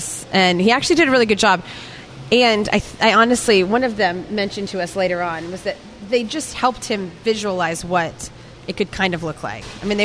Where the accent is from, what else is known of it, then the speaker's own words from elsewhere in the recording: Houston, Texas, United States; growing up in Houston